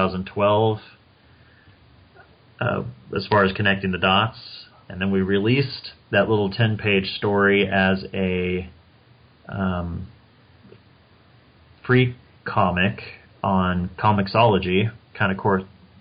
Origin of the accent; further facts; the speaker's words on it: Kansas, United States; also born or lived in Wichita, Kansas; I was born in Kansas, grew up in a small town, and then I left the state for college and then ended up coming back after getting married. And that's how now I'm back in Wichita, Kansas.